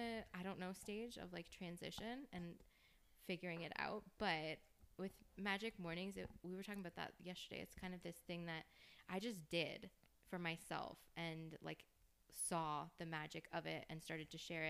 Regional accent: Canada; We're Canadian

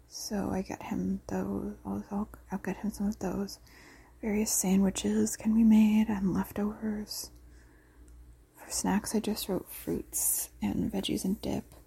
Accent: Canada; I'm from Canada

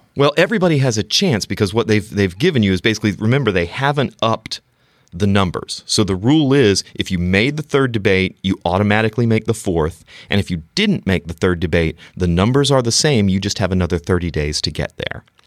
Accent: the Carolinas, United States; moved away; born and raised in the Carolinas

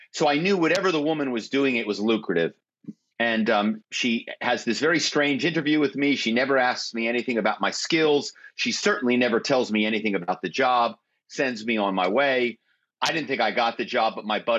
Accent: Philadelphia, Pennsylvania, United States; moved away as an adult; now in Malibu, United States; my hometown is Philadelphia

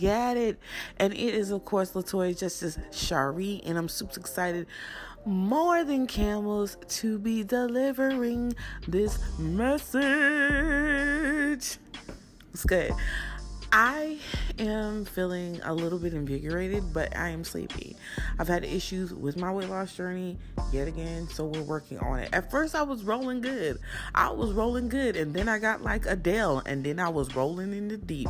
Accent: New Jersey, United States; also born or lived in Newark, New Jersey; I was born in Newark, but I was raised in South Jersey.

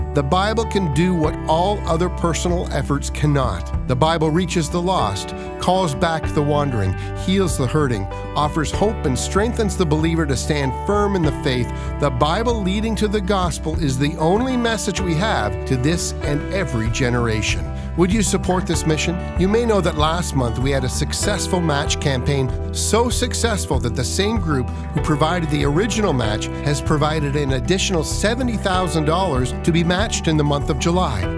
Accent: Canada; we as Canadians

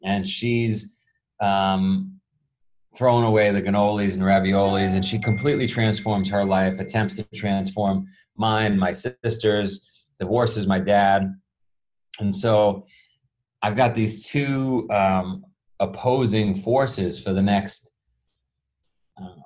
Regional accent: New York City, New York, United States; I grew up in Queens, New York

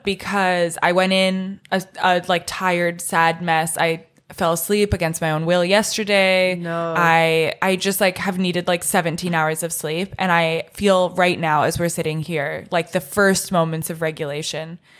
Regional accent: Orange County, California, United States; I'm from Orange County

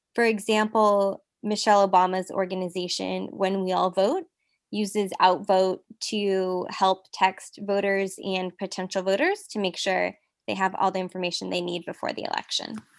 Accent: Silicon Valley, California, United States; now in Los Angeles, United States; I'm currently based in Los Angeles. I'm from the Silicon Valley. I grew up a daughter of a Mexican immigrant

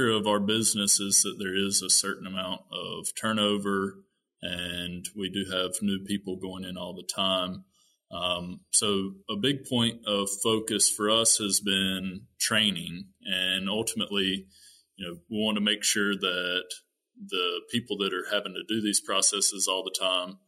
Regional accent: North Carolina, United States; moved away as an adult; also born or lived in Minnesota; I am originally from North Carolina

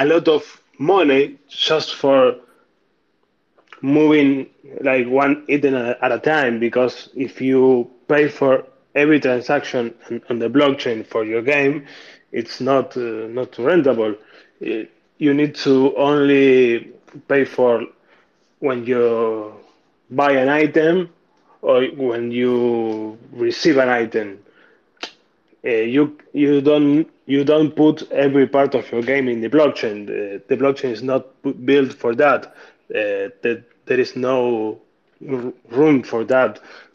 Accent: Argentina; I'm from Argentina

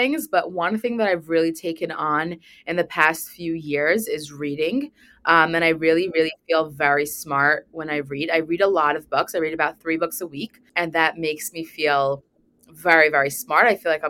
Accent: Brooklyn, New York, United States; also born or lived in Manhattan; So my hometown has always been Brooklyn, and I was in the city. I was living in Manhattan, and I just recently moved back to Brooklyn after I got married.

